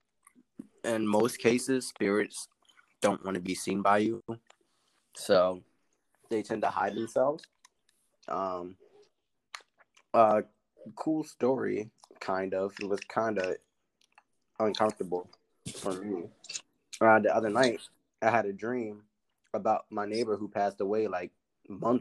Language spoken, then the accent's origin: English; Philadelphia, Pennsylvania, United States; moved away as an adult; now in New Hampshire, United States; I'm a rapper from Philly